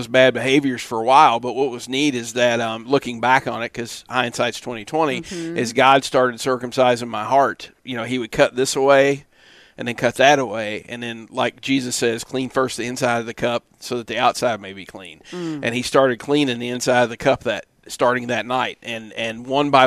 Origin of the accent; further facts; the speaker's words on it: Kentucky, United States; now in Florida, United States; I'm from Kentucky. Been in Florida since 2004